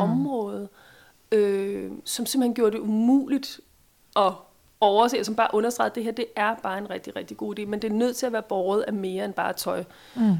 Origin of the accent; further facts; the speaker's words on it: Denmark; vi er som danskere